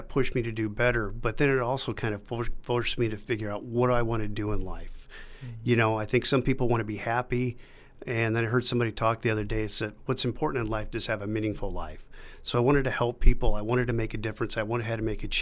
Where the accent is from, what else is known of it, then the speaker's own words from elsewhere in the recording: Sioux City, Iowa, United States; moved away as an adult; now in Scranton, United States; I was born in Sioux City, Iowa